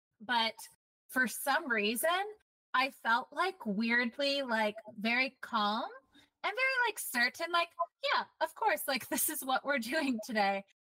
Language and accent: English; Seattle, Washington, United States; So I'm from Seattle, Tranos.